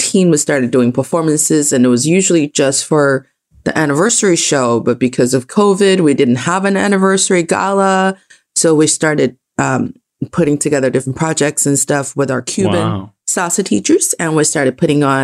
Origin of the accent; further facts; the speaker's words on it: China; also born or lived in Boston; I am in Beijing, China, and I'm from China.